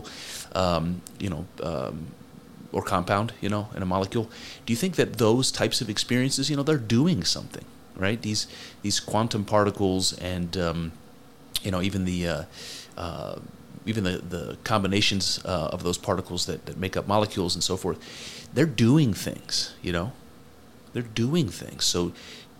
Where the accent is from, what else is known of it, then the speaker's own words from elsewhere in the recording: United States; I'm American